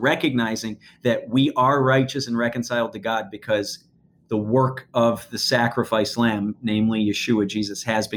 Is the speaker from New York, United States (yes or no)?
yes; Western New York, United States; I grew up in Western New York